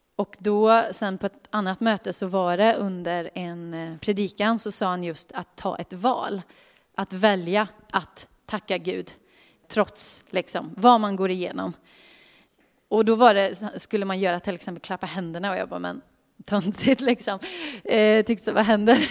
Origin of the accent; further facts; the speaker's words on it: Karlstad, Värmland, Sweden; moved away; Jag kommer från Karlstad från början